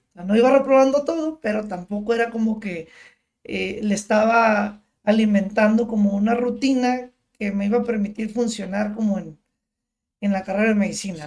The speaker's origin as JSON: {"language": "Spanish", "area": "Tijuana", "region": "Baja California", "country": "Mexico", "tie": "born or raised there", "said": "por vivir en la frontera, pues, vivir, nacer aquí, crecer toda la vida aquí"}